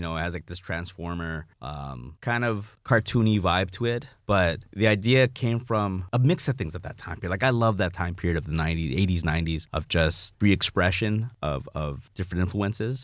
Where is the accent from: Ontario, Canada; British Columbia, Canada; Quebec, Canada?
Ontario, Canada; Toronto; I'm from Jane and Finch